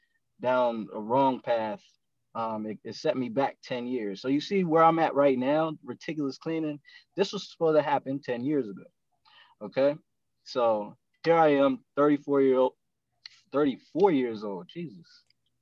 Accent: Eastern Shore of Maryland, United States; now in Anne Arundel County, United States; where I'm from the Eastern Shore of Maryland. I kind of navigated my way over here to Anne Arundel County

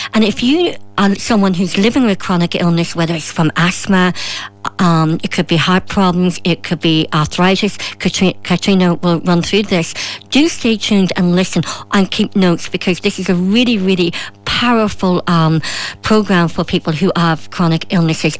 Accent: Ireland; as a woman, as an Irish woman

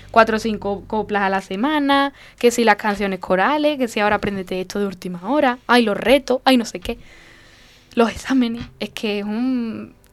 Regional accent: Castilla-La Mancha, Spain; allí en, Castilla-La Mancha. Y, en mi pueblo también hay algunos, algunos conciertos cerrados, eh, en Arbacete, como he dicho, en algunos pueblecitos de Arbacete.

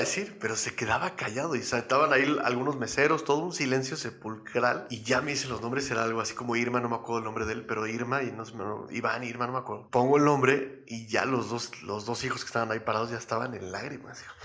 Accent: Mexico City, Mexico; nací en la Ciudad de México

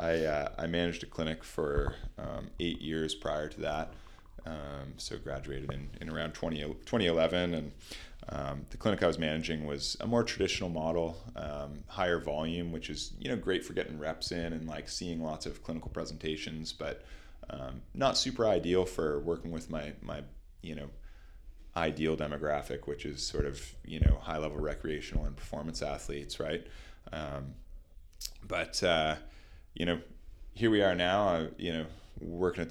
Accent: Nova Scotia, Canada; now in Hamilton, Canada; I grew up in Nova Scotia in sort of a bit of a rural area on a lake

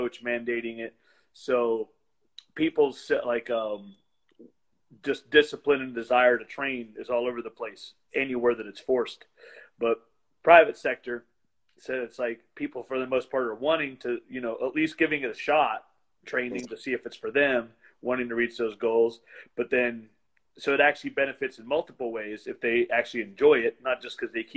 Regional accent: West Virginia, United States; born or raised there

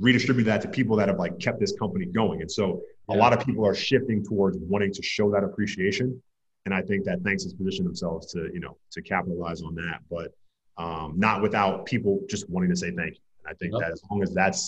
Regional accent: New York, United States; now in Los Angeles, United States; I'm from New York

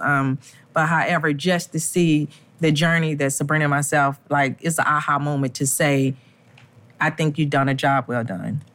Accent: Richmond, Virginia, United States; We're from Richmond, Virginia

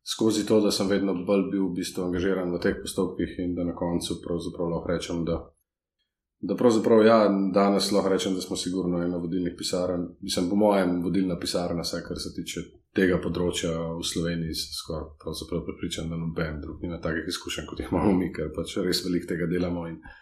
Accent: Slovenia; Slovenci smo tukaj

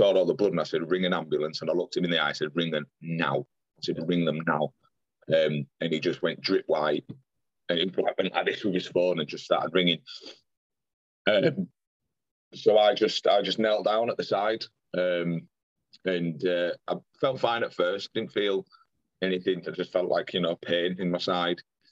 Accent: Pudsey, Yorkshire and the Humber, United Kingdom; I'm from Pudsey

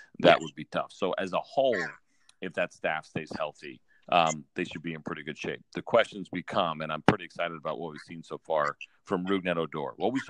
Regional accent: Northeast, United States; I grew up in the Northeast, so I love going back to New York

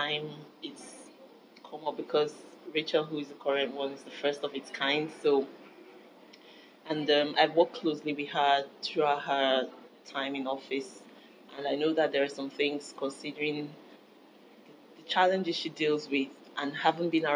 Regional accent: Nigeria; moved away as an adult; now in Belfast, United Kingdom; I'm from Nigeria.

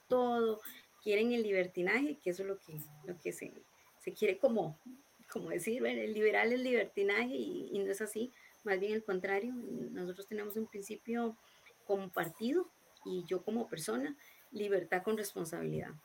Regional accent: Montes de Oca, San José, Costa Rica; yo soy de Montes de Oca, eh, nací y he vivido toda mi vida aquí en Montes de Oca.

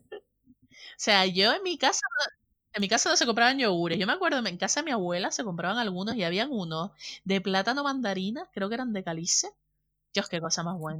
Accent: north of Tenerife, Canary Islands, Spain; un respetito por el norte ahí, que lo tenemos in the heart, tatuado

